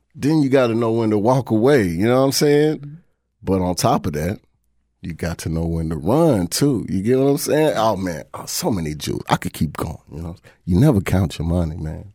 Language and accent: English; Louisville, Kentucky, United States; Louisville, Kentucky